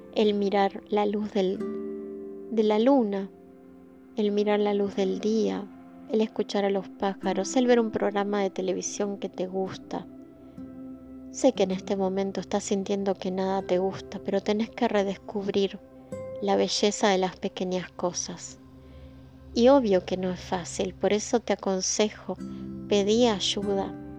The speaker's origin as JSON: {"language": "Spanish", "country": "Argentina", "said": "vivimos en países como el nuestro"}